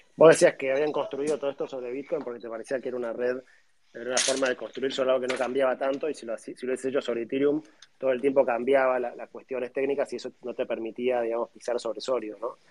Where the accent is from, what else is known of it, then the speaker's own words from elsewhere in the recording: Argentina; como argentinos